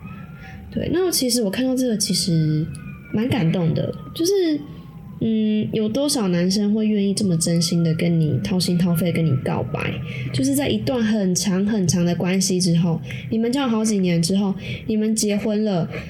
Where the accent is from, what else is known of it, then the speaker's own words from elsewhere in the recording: Taiwan; 我们台湾人